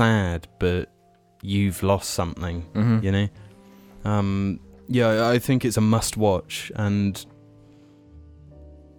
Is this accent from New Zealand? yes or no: no; England, United Kingdom; I'm not British, I'm English.